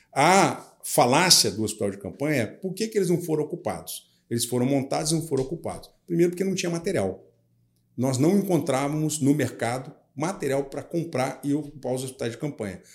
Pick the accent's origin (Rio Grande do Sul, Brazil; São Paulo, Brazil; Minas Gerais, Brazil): São Paulo, Brazil; Jundiaí; now in Rio de Janeiro, Brazil; Eu saí lá da minha terra de Jundiaí, filho de uma empregada doméstica, com um metalúrgico. Cheguei aqui no Rio de Janeiro